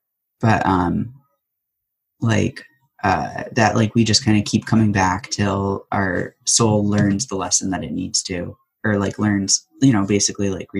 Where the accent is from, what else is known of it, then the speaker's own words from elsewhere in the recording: Storrs, Connecticut, United States; moved away as an adult; now in Chicago, United States; I'm originally from Storrs, Connecticut, but I lived my last 14 years of my life in Chicago